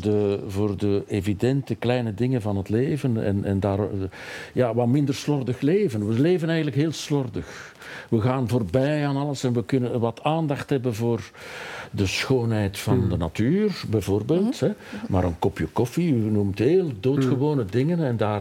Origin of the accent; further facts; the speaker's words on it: Rupel region, Flanders, Belgium; Ik kom zelf uit een streek, ik kom uit de Ruppelstreek, hè, de hmm. steenbakkerijstreek